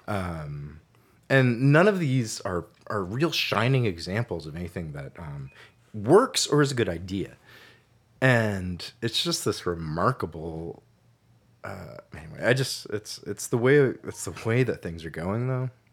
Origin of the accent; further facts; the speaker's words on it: Santa Cruz, California, United States; moved away as an adult; also born or lived in Colorado / East Coast / Catskill Mountains, New York; now in San Francisco, United States; I was born in Colorado, but I, uh, grew up in Santa Cruz